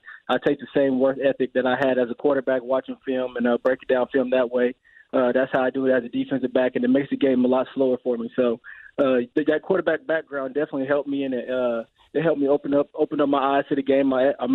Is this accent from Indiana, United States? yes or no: yes; Indianapolis, Indiana, United States; I'm from Indianapolis